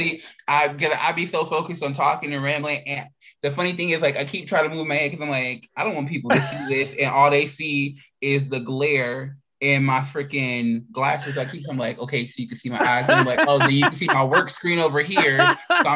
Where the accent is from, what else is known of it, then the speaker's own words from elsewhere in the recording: Indiana, United States; now in Arizona, United States; growing up in Indiana, then leave Indiana and run into Arizona, and I've been here ever since